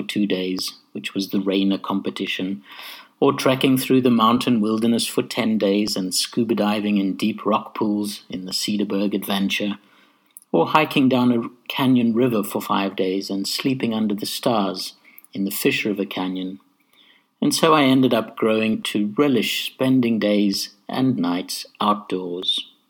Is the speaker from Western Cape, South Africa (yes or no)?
yes; Cape Town, Western Cape, South Africa; also born or lived in Bulawayo, Zimbabwe; as white children growing up in South Africa.